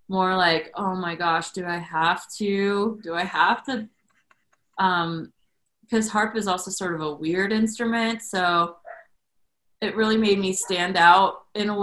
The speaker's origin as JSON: {"language": "English", "town": "Shelby", "region": "North Carolina", "country": "United States", "tie": "born or raised there", "said": "I grew up in North Carolina. And we lived in a small town when I was in high school"}